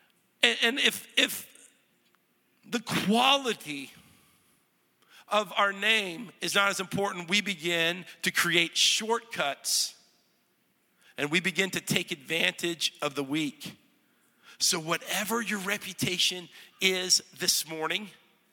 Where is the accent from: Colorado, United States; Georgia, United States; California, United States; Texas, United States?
Texas, United States; North; moved away as an adult; now in Middle Tennessee, United States; I'm from North Texas, ranch land.